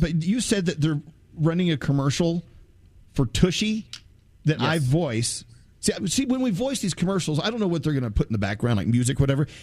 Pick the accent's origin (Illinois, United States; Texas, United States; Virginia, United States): Texas, United States; moved away; I'm originally from Texas. Texas is my, my birth state, and my family's still there